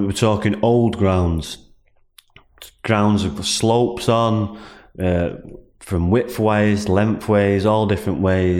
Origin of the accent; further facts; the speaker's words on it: Salford, North West England, United Kingdom; Well, I grew up in Salford. I was moved to Salford when I was three. It was Swinton, but Swinton was in Salford